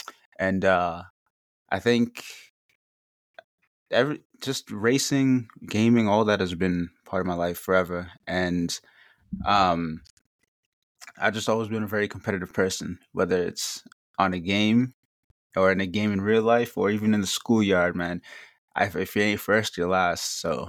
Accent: Revere, Massachusetts, United States; I'm from Revere, Massachusetts

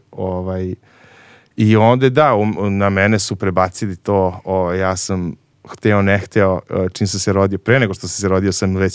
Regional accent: Kragujevac, Šumadija, Serbia; Ja sam iz Kragujevca, tako je. Ovaj, šumadinac.

